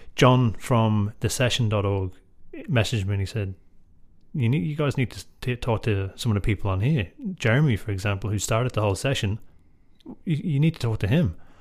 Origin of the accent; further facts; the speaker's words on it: Drogheda, Leinster, Ireland; I grew up in Drogheda